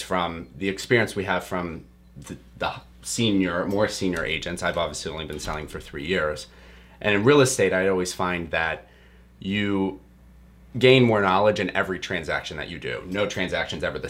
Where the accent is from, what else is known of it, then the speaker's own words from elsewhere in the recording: outside of Pittsburgh, Pennsylvania, United States; moved away as an adult; I grew up outside of Pittsburgh.